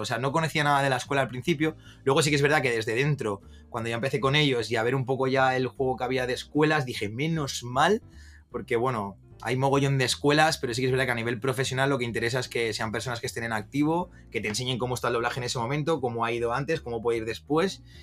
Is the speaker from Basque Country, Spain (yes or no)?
no; Valencia, Valencian Community, Spain; moved away as an adult; also born or lived in Andalusia; now in Madrid, Spain; yo soy nacido en Andalucía, me mudé muy jovencito a Valencia